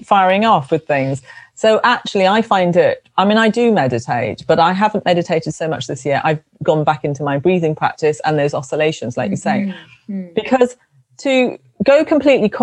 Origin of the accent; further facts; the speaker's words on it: London, United Kingdom; I was brought up in London, in South London